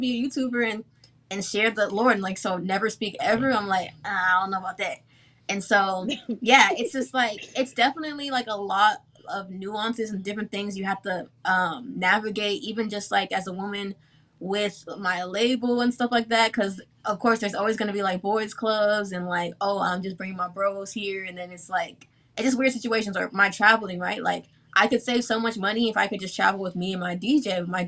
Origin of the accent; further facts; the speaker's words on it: Nigeria; now in Austin, United States; Yeah, Austin, Texas, I'm Nigerian, so